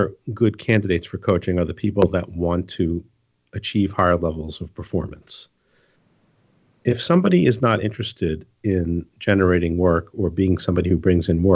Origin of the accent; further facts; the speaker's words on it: New York, United States; So I'm from New York